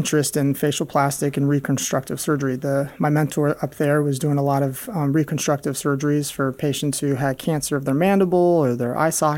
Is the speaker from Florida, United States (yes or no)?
yes; Tampa, Florida, United States; I grew up here in Tampa